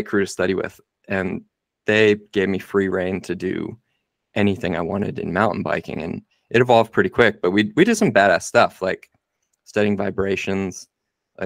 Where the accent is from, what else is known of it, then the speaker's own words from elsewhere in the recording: Nazareth, Pennsylvania, United States; now in Rotorua, New Zealand; I'm from a little town in the U.S. called Nazareth, Pennsylvania